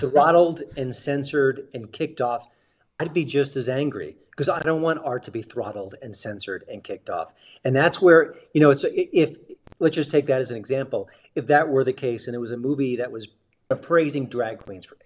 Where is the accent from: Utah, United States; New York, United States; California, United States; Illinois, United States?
New York, United States; when I grew up in New York